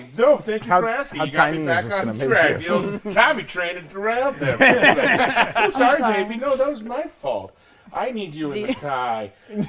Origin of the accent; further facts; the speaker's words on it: Rochester, New York, United States; Now, and of course, I'm that boss from Rochester.